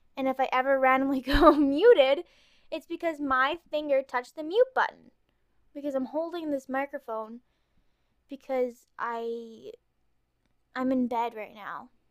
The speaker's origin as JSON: {"language": "English", "region": "Ontario", "country": "Canada", "accent": "Canadian", "said": "I'm Canadian. I'm from Ontario"}